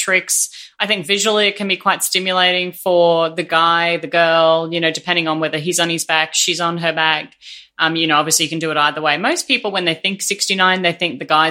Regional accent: Brisbane, Queensland, Australia; I'm from Brisbane.

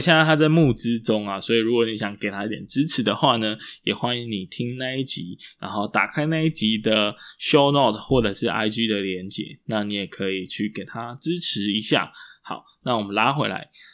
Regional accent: Taiwan; 我们台湾人

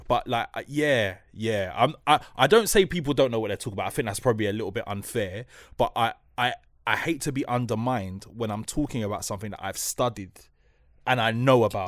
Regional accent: London, United Kingdom; I'm from Newcross

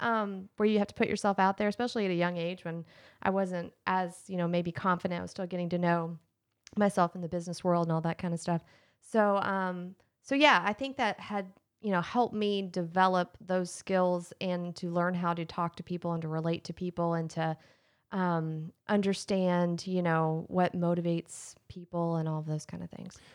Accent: Lexington, Kentucky, United States; I was born in Lexington, um, I was born at UK Hospital

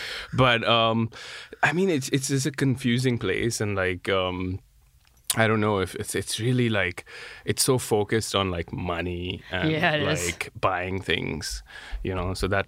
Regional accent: India; moved away as an adult; also born or lived in United States; I was born in India, and then at around 6 months, my parents came here to try to live the American dream.

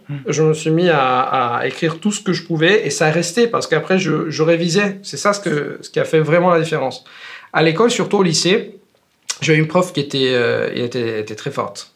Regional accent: Italy; French is a second language; je suis italien et je suis prof

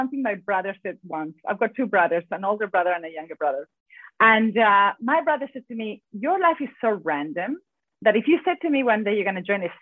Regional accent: San Miguel de Tucumán, Tucumán, Argentina; first language Spanish; English is a second language; moved away as an adult; now in Perth, Australia; I am originally from Argentina. I am, for any Argentinians out there, I am from Tucumán, which is the north of Argentina, very, very far away from Buenos Aires.

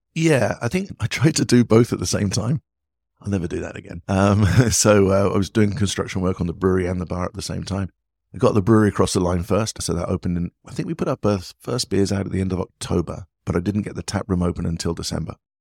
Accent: England, United Kingdom; moved away as an adult; also born or lived in United States; now in Vietnam; being an Englishman

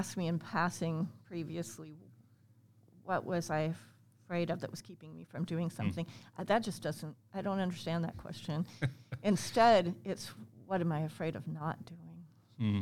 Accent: United States; also born or lived in Hawaii / England; I grew up here. Okay. Actually, not in Liberty, but yes, not far from here

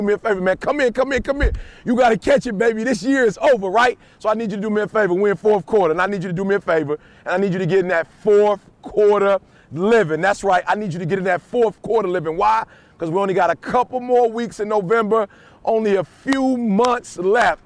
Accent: Detroit, Michigan, United States; I'm from Detroit

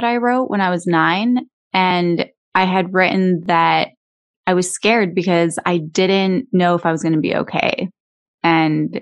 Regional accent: Canada; moved away as an adult; also born or lived in Los Angeles, United States; I grew up in Canada. And I moved to the United States when I was 24

